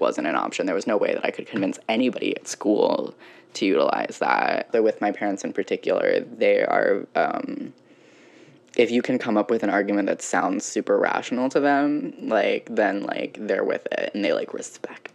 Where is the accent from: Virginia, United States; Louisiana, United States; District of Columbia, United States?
Virginia, United States; moved away as an adult; also born or lived in Ohio; growing up in Virginia